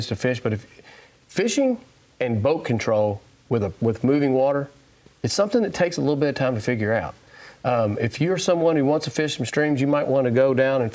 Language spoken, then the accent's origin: English; Floyd's Fork, Kentucky, United States; I was raised right on Floyd's Fork and fished it many, many years